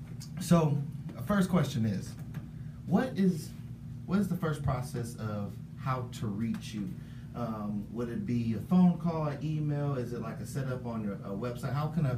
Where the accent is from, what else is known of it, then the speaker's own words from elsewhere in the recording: Los Angeles, California, United States; now in Las Vegas, United States; I'm from California